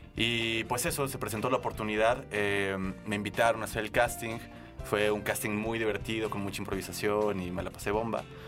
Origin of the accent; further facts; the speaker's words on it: San Luis Potosí, Mexico; moved away as an adult; De San Luis Potosí. Ah tengo acá 10 años.